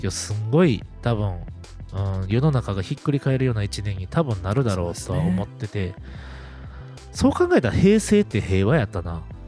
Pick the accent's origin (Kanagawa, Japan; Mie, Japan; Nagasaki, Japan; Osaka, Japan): Osaka, Japan; 地元大阪、うん、もしくは関西